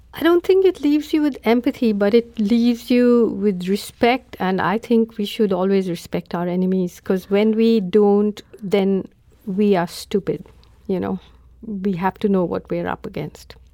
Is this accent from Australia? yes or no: no; India; as an Indian